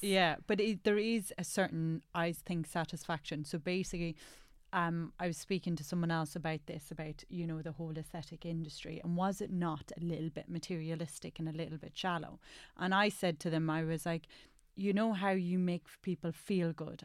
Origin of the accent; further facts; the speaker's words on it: Ireland; now in England; as Irish